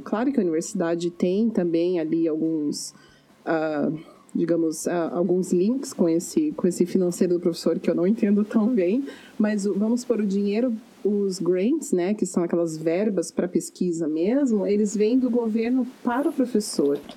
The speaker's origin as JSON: {"language": "Portuguese", "country": "Brazil", "moved": "as an adult", "lives_now": "Canada"}